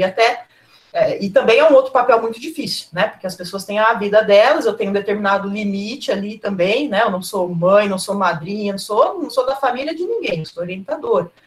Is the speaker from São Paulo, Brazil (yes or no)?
yes; Cosmópolis, São Paulo, Brazil; eu sou de Cosmópolis e eu morava lá